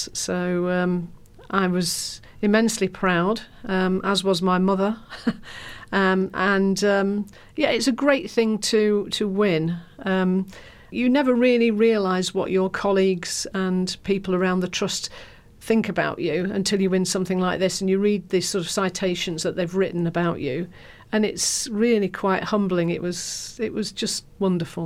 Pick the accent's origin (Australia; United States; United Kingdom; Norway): United Kingdom; Lincolnshire, East Midlands; now in London, United Kingdom; I come from Lincolnshire, and my mum's still up there.